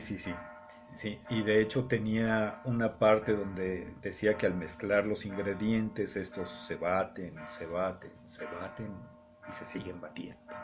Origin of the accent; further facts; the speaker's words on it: Mexico City, Mexico; accent: chilango; moved away; Toda la vida a mí me dijeron, hablas como chilango. Mm. y tengo más de 50 años de no vivir en el Distrito Federal